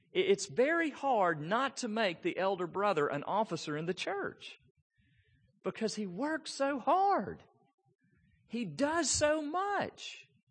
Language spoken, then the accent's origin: English; Memphis, Tennessee, United States; I grew up in East Memphis